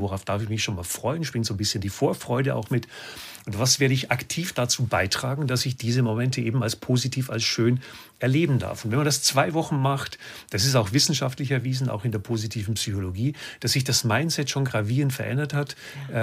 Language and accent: German; Lower Bavaria, Germany; Ich komme aus Bayern